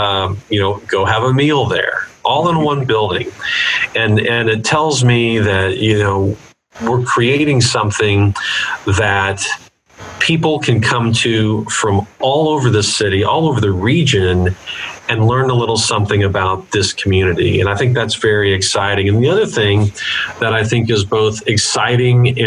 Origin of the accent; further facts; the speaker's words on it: Gladstone, Missouri, United States; I grew up in the Northland in Gladstone